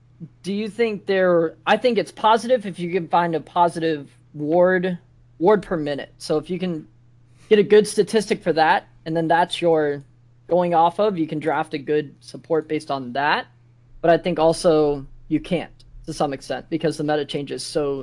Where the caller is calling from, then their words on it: Washington, District of Columbia, United States; I'm calling from Washington, D.C.